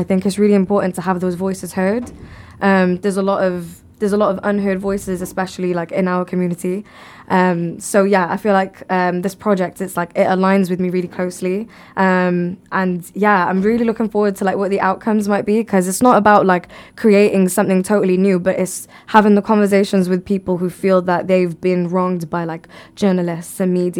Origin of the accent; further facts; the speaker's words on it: Bangladesh; So if I were to build a well, even in my home country, like in Bangladesh, even after I pass away